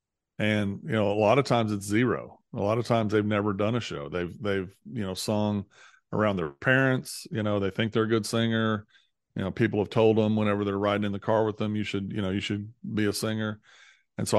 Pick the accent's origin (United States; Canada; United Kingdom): United States; Missouri; I grew up in Southeast Missouri and ended up going to Baylor